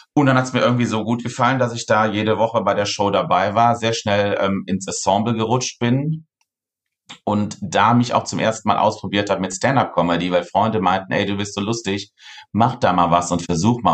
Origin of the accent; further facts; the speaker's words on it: near Cologne, North Rhine-Westphalia, Germany; now in Cologne, Germany; ich komme aus dem wunderschönen Köln und ich bin auch ähm, hier in der Nähe aufgewachsen. Ich bin leider keine gebürtige Kölnerin